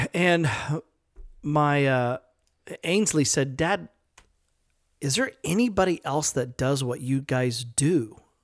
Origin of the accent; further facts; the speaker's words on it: Edmond, Oklahoma, United States; moved away; also born or lived in California; we grew up in Edmond, Oklahoma